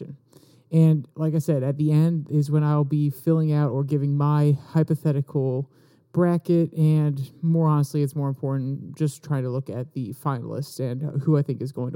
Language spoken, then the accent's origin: English; United States; As an American